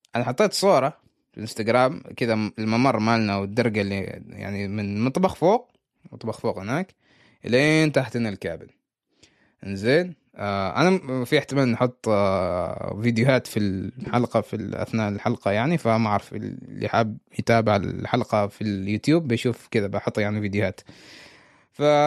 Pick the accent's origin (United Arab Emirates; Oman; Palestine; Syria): Oman; أنا عماني